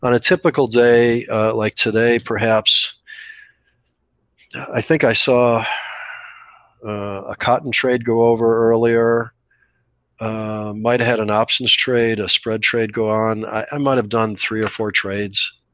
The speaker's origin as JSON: {"language": "English", "town": "Scottsdale", "region": "Arizona", "country": "United States", "tie": "born or raised there", "said": "Scottsdale, my hometown"}